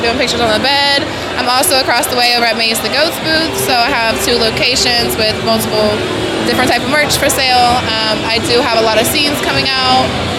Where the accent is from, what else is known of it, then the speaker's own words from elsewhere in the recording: California, United States; also born or lived in Philadelphia / Florida; I was like halfway raised in Philly, grew up there type of thing, but I'm actually from California and slightly raised in Florida.